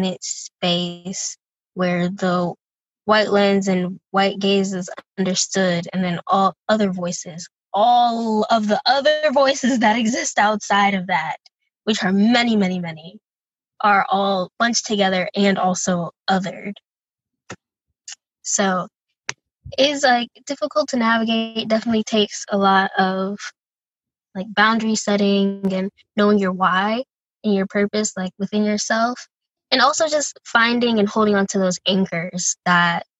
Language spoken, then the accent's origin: English; Tampa, Florida, United States; moved away as an adult; also born or lived in Madison, Wisconsin; growing up in Tampa, Florida, it's very like culturally diverse place